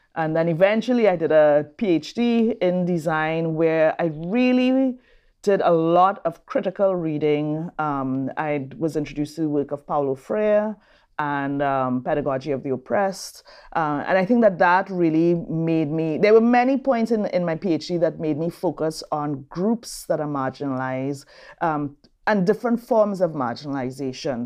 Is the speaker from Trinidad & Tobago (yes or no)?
yes; Trinidad & Tobago; moved away as an adult; also born or lived in Brazil / New Orleans, United States; now in Raleigh, United States; I'm from Trinidad and Tobago.